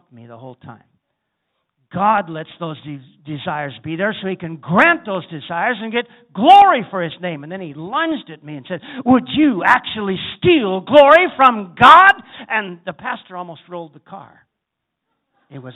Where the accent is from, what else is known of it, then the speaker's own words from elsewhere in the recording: South Dakota, United States; I'm a cowboy from South Dakota, I grew up riding horses